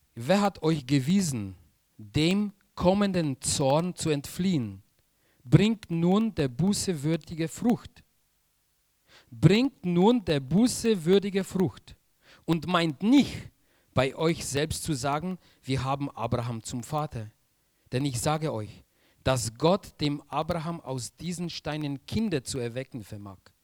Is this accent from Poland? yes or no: yes; Silesian Voivodeship, Poland; German is a second language; moved away as an adult; now in Germany; Ich komme aus Polen